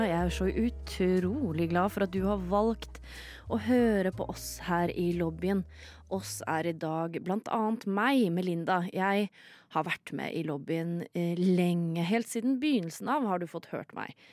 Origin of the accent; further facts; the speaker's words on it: Sande, Vestfold, Norway; Noen ganger så sier jeg at jeg kommer fra Sande i Vestfold.